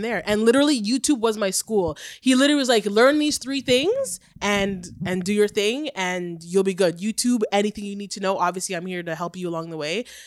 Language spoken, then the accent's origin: English; Oshawa, Ontario, Canada; also born or lived in Fort Lauderdale, Florida, United States; I grew up in the good old Oshawa, Oshawa. Wasn't born there, though. I'm American, dual